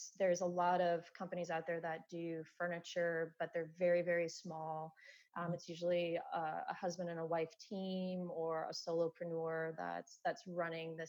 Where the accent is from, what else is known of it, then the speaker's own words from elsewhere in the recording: Iowa, United States; moved away as an adult; also born or lived in South Carolina; So I am originally from Iowa. I'm an Iowa girl